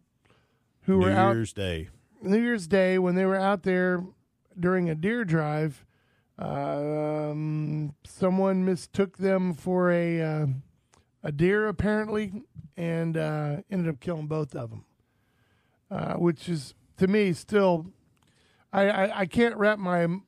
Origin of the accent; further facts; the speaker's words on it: the South, United States; being a Southerner all my life